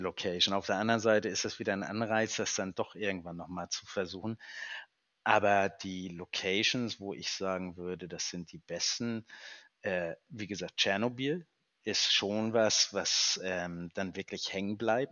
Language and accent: German; Northern Germany, Germany; wir kommen aus dem Norden